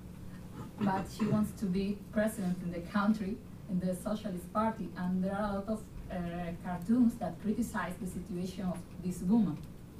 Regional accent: Spain; I'm from Spain

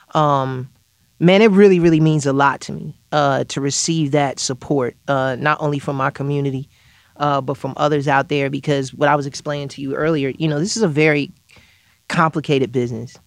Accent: Chicago, Illinois, United States; even from my hometown, Chicago

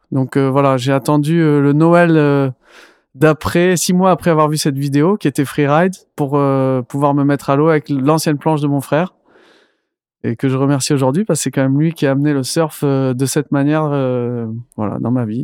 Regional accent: Senegal; grandi au Sénégal.

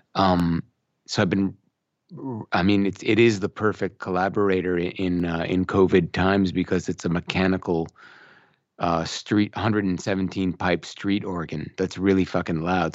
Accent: Brampton, Ontario, Canada; moved away as an adult; now in Oakville, Canada; I grew up in this town called Brampton

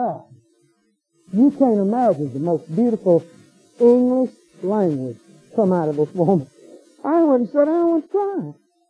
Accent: United States; I'm American

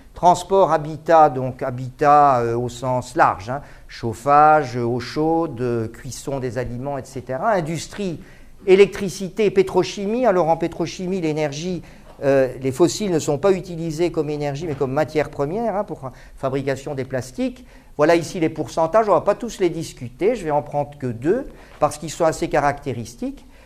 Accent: Mons, Wallonia, Belgium; now in Paris, France; j'ai quitté Mons en 1979. depuis euh, je vis à Paris

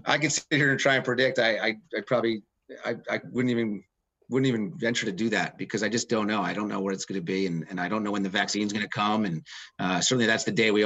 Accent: Philadelphia, Pennsylvania, United States; moved away; I grew up in Philly

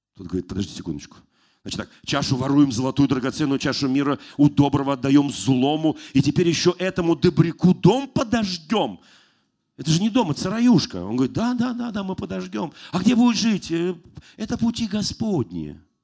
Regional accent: Moscow, Russia; я сам родился в Москве

